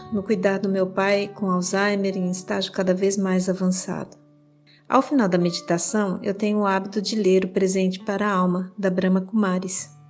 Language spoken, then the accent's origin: Portuguese; Palmas, Tocantins, Brazil; sou de Palmas